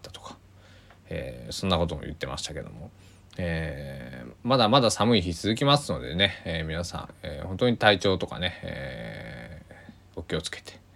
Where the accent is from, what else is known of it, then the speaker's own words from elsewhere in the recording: Kochi, Japan; now in Takamatsu, Japan; 僕の地元高知も大雪が降ってなかなか、えー、地元は大変だったみんな大変だったみたいなんですけどあの香川は全然降らなくて、まあ、僕が住んでいる高松市なんか特にね